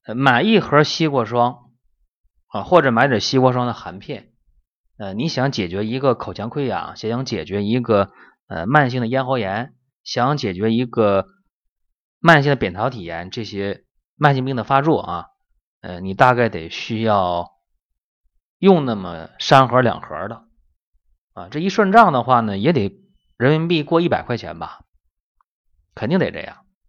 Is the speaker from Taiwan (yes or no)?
no; China; 我们中国人